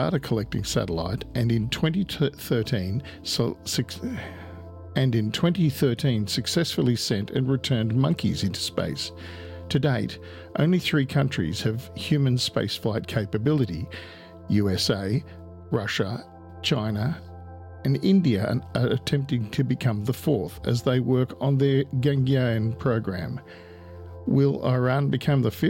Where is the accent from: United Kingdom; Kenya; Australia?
Australia; I'm Australian.